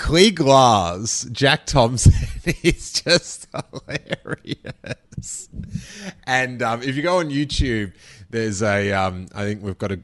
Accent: Australia; moved away as an adult; now in United States; when I was little, because I was in Australia

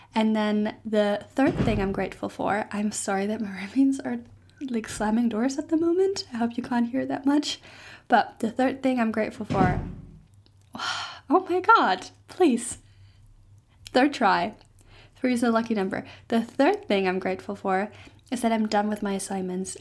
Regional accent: Germany; English is a second language; moved away as an adult; now in Stirling, United Kingdom; I am not Scottish, I'm actually German

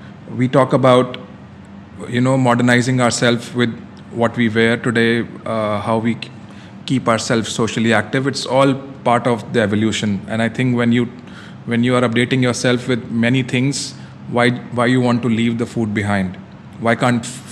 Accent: Delhi, India; now in Dubai, United Arab Emirates; I'm from old part of Delhi, which is still considered to be the foodie paradise.

